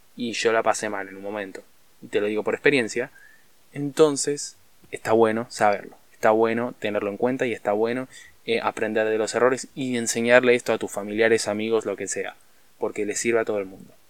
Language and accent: Spanish; Argentina; en Argentina estamos en una crisis brutal